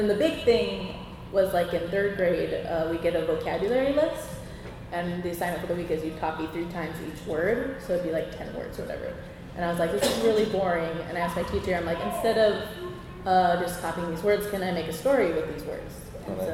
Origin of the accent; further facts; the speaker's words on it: Hawaii, United States; growing up in Hawaii